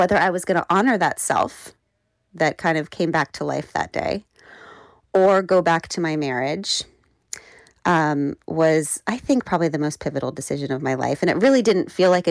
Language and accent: English; Burke, Virginia, United States; I grew up, in Burke, Virginia